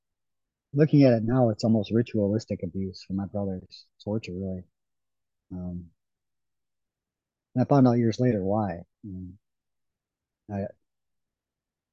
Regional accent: Ohio, United States; I grew up in Ohio, up on the coast of Lake Erie

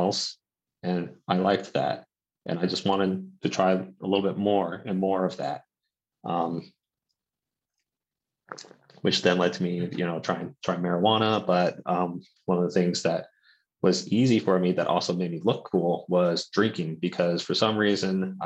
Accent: Santa Barbara, California, United States; now in Sacramento County, United States; I'm originally from Santa Barbara

